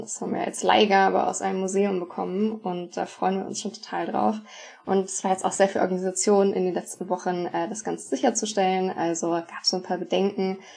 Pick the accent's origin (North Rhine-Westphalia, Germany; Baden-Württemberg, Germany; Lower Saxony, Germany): Lower Saxony, Germany; Hanover; ich komme aus Hannover, aus dem ähm, Stamm Seelze-Lohne